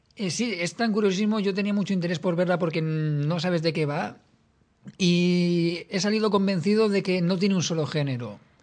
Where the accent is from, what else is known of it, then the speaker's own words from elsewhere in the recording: Spain; yo como español